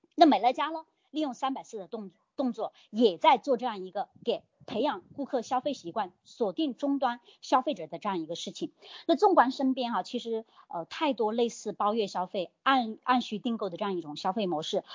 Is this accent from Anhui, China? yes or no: no; Hunan, China; 你说我们这吃辣椒长大的湖南人，你让我讲话慢一点真的太难了